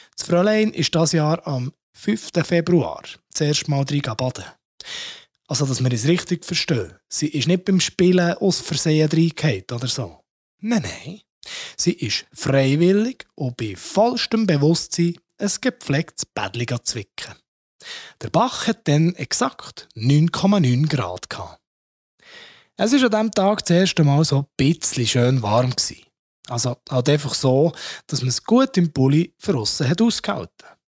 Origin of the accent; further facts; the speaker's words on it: Switzerland; bei uns in der Schweiz